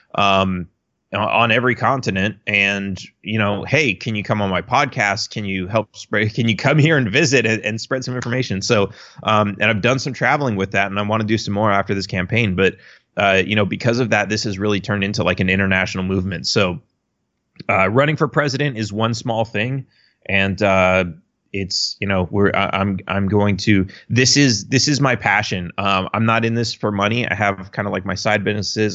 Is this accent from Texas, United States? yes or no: no; Los Angeles, California, United States; I grew up in Los Angeles, which obviously is a blue state